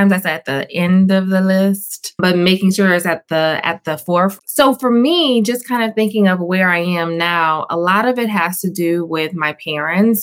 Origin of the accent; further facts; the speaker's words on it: Louisiana, United States; we're from Louisiana